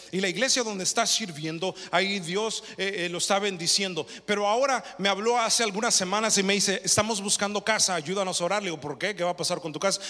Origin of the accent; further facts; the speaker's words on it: United States; yo no nací en México, nací aquí